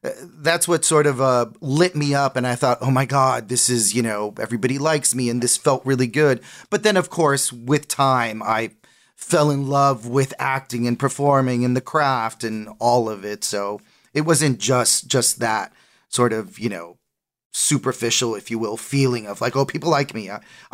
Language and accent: English; New York City, New York, United States; born there; I was born in Washington Heights in Manhattan in New York City.